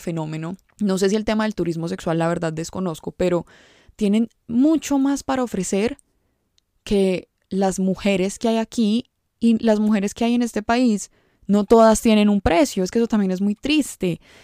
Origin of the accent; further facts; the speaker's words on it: Medellín, Antioquia, Colombia; yo no puedo decir que soy de Medellín